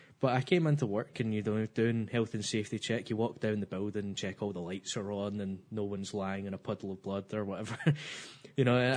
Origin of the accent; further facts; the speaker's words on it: just outside Glasgow, Scotland, United Kingdom; I'm from outside Glasgow, just outside Glasgow